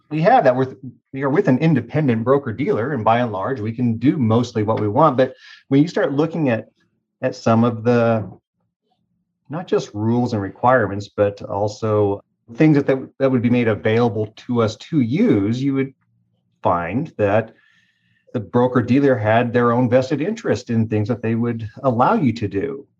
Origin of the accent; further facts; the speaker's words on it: Tulsa, Oklahoma, United States; I was raised in Tulsa